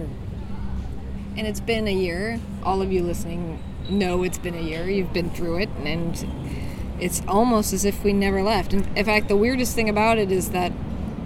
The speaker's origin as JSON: {"language": "English", "town": "Seattle", "region": "Washington", "country": "United States", "moved": "as an adult", "lives_now": "Rome, Italy", "said": "United States, Seattle"}